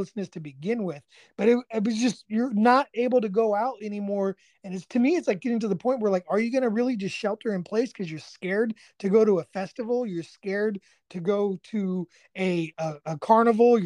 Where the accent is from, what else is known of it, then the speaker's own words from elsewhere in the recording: Northern California, United States; moved away as an adult; now in East Texas, United States; me and my wife were growing up in Northern California